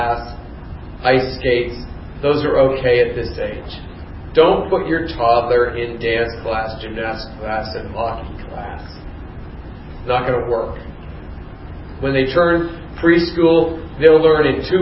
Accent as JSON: {"language": "English", "town": "Youngstown", "region": "Ohio", "country": "United States", "tie": "born or raised there", "said": "I grew up in Youngstown, Ohio"}